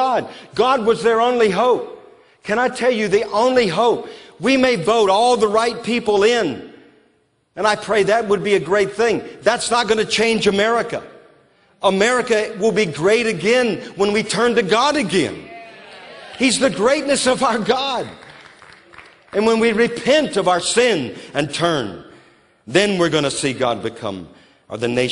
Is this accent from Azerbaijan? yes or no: no; Louisiana, United States; also born or lived in New Orleans; now in Moravian Falls, United States; I grew up in Louisiana